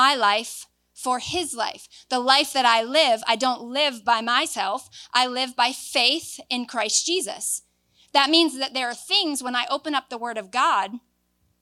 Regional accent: Florida, United States; moved away; I'm from Florida

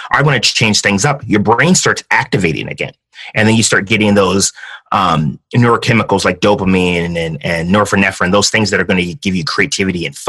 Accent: San Diego, California, United States; also born or lived in Kansas City, Missouri / Hawaii; I like to say I'm more San Diegan than most San Diegans. I was born in Kansas City, Missouri. My dad was in the Navy. So when I was 4, we moved to Hawaii. And then we stayed there for a year, and then we ended up getting to San Diego

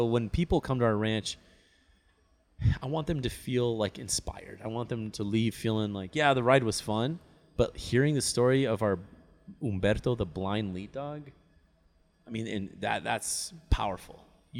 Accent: Park City, Utah, United States; And I, growing up in Park City, you know, normally in November, our temperatures, if it didn't snow, at least our temperatures were really cool

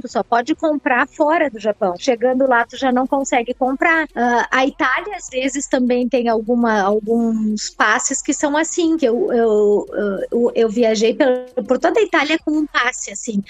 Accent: Brazil; eu sou brasileira

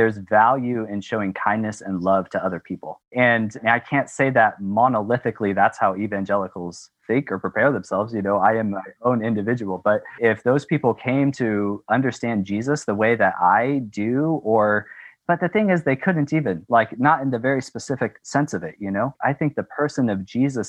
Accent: West Coast of the United States, United States; moved away as an adult; also born or lived in California / Tanzania; growing up on the West Coast of the United States

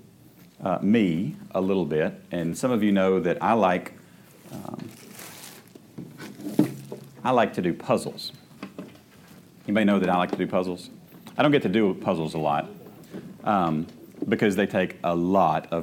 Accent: United States; I am an American

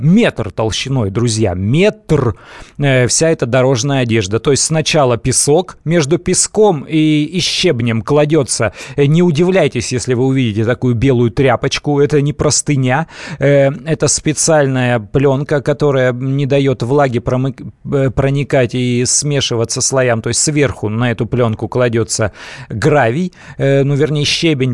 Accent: Siberia, Russia; moved away; сам э, родом из Сибири

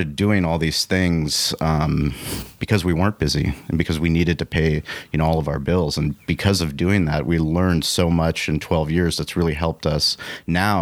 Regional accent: San Diego, California, United States; growing up in San Diego

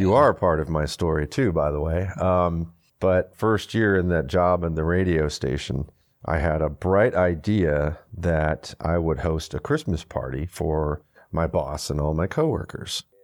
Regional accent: Houston, Texas, United States; also born or lived in Michigan; we moved from Michigan to Houston, uh, in between fourth and fifth grade

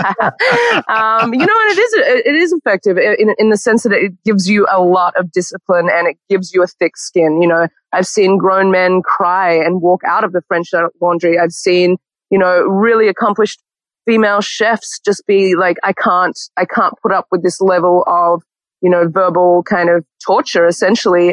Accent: Canberra, Australian Capital Territory, Australia; moved away as an adult; also born or lived in Sydney, Australia / New York, United States; now in Los Angeles, United States; born and raised in Canberra, the capital of Australia

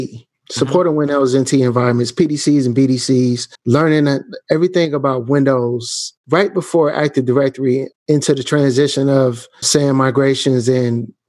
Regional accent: Canton, Ohio, United States; now in Kansas City, United States; I'm actually from Canton, Ohio, about 45 minutes away from Cleveland, 20 minutes from Akron, where LeBron James is from

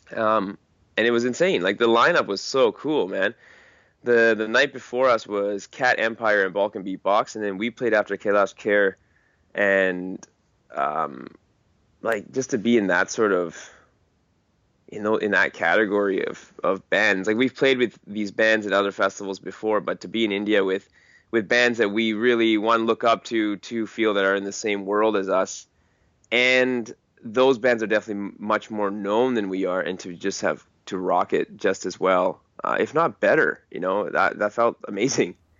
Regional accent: Richmond, British Columbia, Canada; growing up in Richmond was actually pretty awesome

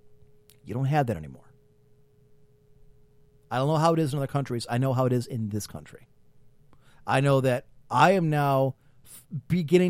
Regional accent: Midwest, United States; as an American

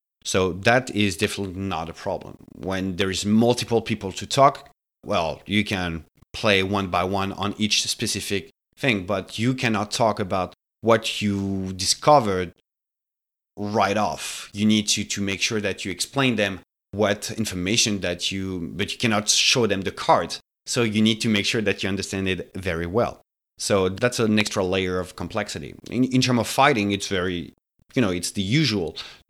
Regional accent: France; moved away as an adult; now in Montreal, Canada; Gary and I, we've been living in the city for more than 10 years now. We come from France before. So Montreal has been, the city we decided to stay here to establish.

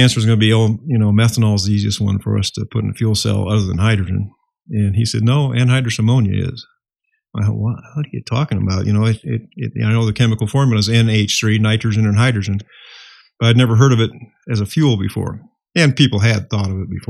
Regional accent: Iowa, United States; I was born and raised in Iowa

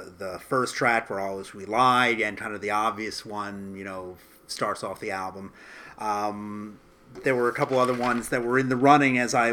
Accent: United States; as an American

